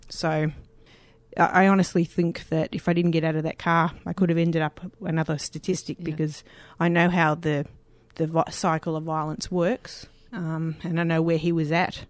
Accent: Sydney, New South Wales, Australia; moved away as an adult; now in Victoria, Australia; I grew up in Lane Cove.

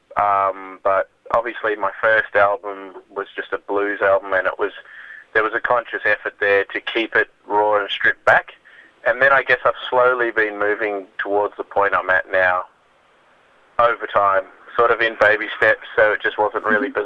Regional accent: Melbourne, Victoria, Australia; in Melbourne, it's like my hometown

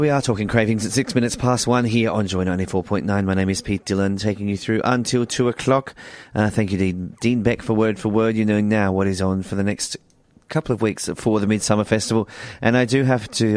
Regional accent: Mildura, Victoria, Australia; moved away; It is my hometown, so I'm a little bit nostalgic for Mildura

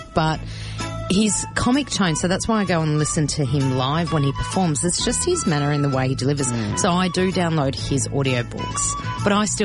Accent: Melbourne, Victoria, Australia; first language Greek; English is a second language; even though I was born here, my first language was Greek because my mm-hmm. parents only spoke to me in Greek

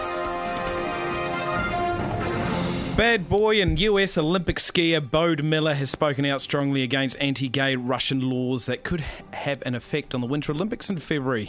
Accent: Christchurch, Canterbury, New Zealand; now in Melbourne, Australia; my hometown of Christchurch, New Zealand

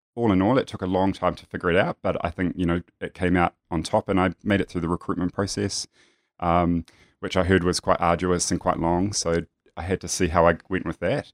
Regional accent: New Zealand; now in Melbourne, Australia; I grew up in a very small, um, country town in New Zealand, if you can tell that I'm a New Zealander

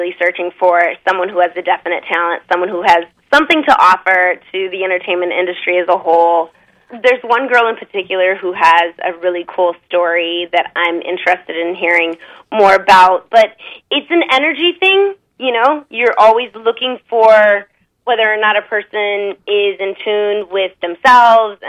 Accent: Arizona, United States; I'm from Arizona in the States. And, you know, just a good old country Western girl.

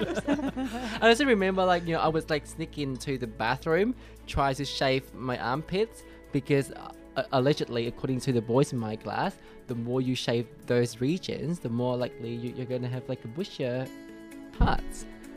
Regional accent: Vietnam; moved away; in my country, because I grew up in Vietnam

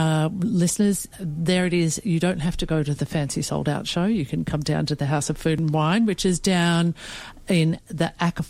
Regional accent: Melbourne, Victoria, Australia; I grew up in Melbourne in the 1980s

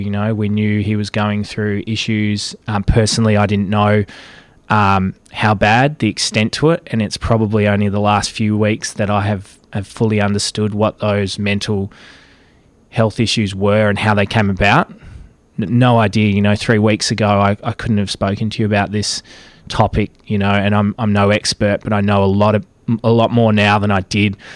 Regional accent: Caston, Victoria, Australia; moved away as an adult; also born or lived in Melbourne; I grew up in Caston, some four hundred kilometres from Melbourne

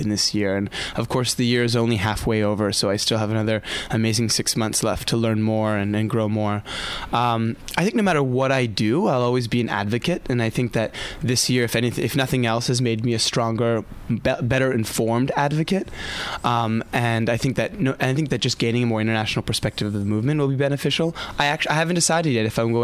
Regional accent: Southern California, United States; moved away; I grew up in Southern California

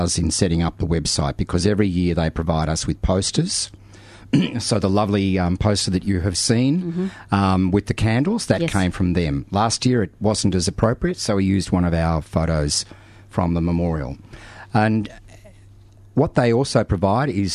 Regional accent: Melbourne, Victoria, Australia; Having been born and bred in Melbourne and Victoria

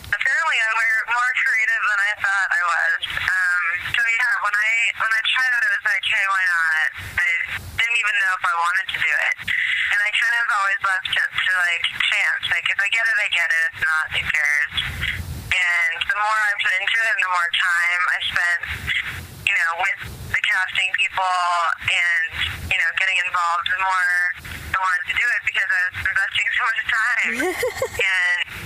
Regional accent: San Diego, California, United States; moved away as an adult; also born or lived in New York; now in Los Angeles, United States; I grew up in San Diego, and then I moved to L.A. right after college

